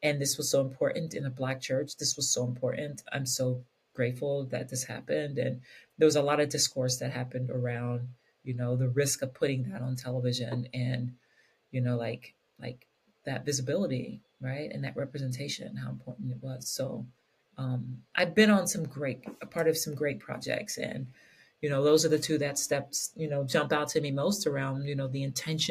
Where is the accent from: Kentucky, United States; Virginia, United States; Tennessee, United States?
Kentucky, United States; I was this little queer Black kid growing up in Kentucky